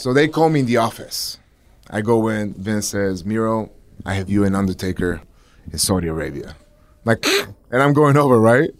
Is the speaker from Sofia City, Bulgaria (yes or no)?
no; Plovdiv, Plovdiv Province, Bulgaria; moved away; my hometown, Plovdiv